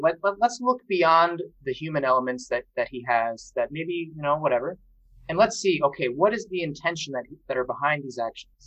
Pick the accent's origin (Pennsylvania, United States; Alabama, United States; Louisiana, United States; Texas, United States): Louisiana, United States; also born or lived in Rome; I'm from Louisiana